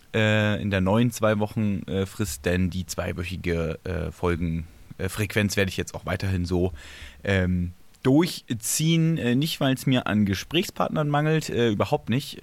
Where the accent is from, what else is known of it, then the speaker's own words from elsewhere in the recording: Berlin, Germany; ich bin Urberliner